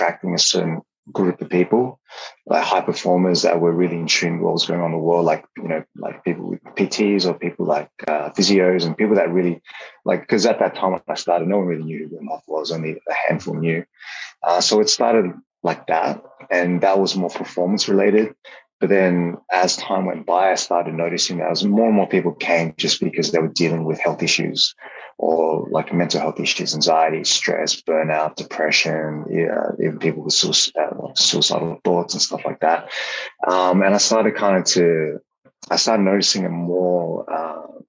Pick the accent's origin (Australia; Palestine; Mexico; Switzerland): Australia; moved away as an adult; also born or lived in Hong Kong; growing up in Australia back then, I had a lot of allergies.